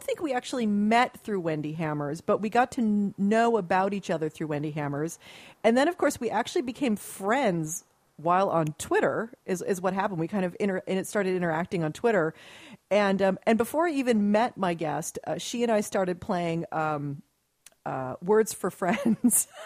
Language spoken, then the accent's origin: English; Dayton, Ohio, United States; I was born there